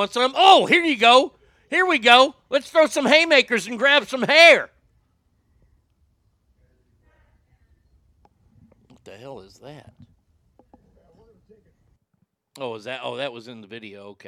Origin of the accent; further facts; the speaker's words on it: Garland, Texas, United States; In all my life, I never thought I would see a world title match in my hometown